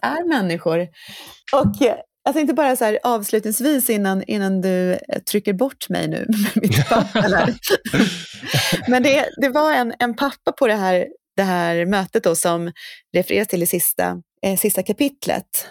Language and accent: Swedish; Norrköping, Östergötland, Sweden; Jag är ju född och uppvuxen i, i Norr, Norrköping